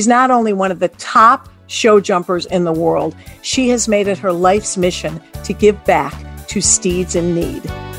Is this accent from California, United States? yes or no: no; Detroit, Michigan, United States; I grew up in Detroit, Michigan.